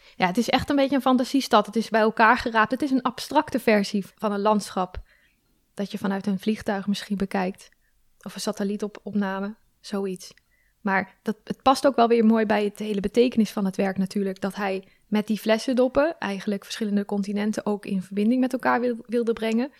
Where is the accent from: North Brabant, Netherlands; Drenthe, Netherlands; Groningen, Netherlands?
Groningen, Netherlands; moved away